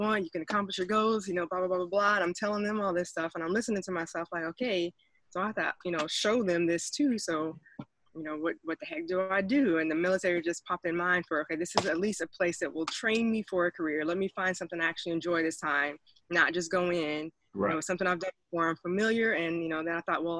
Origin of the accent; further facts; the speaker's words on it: Texas, United States; now in Atlanta, United States; I'm from Texas. I actually live in Atlanta, Georgia now.